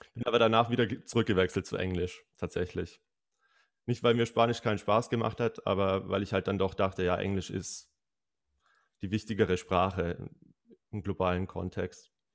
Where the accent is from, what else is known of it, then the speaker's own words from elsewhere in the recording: Bavaria, Germany; aus meiner Heimat verwendet? aus Bayern